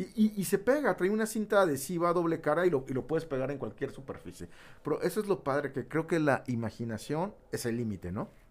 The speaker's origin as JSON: {"language": "Spanish", "region": "Tabasco", "country": "Mexico", "said": "yo soy de Tabasco"}